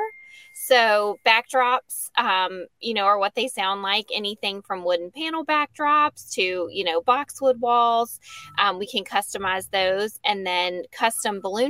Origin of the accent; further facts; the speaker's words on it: Lynchburg, Virginia, United States; moved away as an adult; also born or lived in Charlotte; now in Bedford, United States; I'm from Lynchburg originally